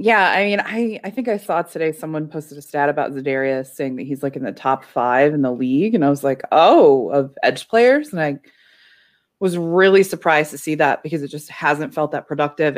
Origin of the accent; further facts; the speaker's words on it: Chicago, Illinois, United States; as a Chicagoan